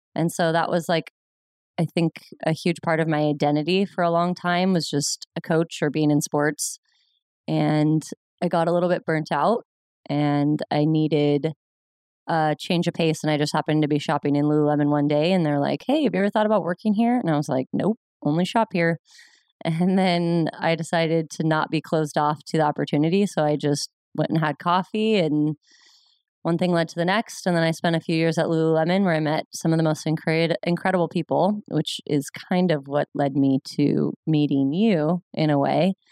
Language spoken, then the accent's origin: English; Ventura, California, United States; also born or lived in Pomona, California; I was born and raised in Ventura, California, and lived there my whole life until college